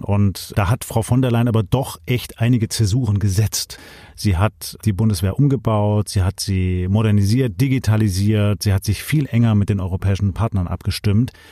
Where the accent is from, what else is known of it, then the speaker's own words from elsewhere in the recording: Swabia, Germany; bei uns in Schwaben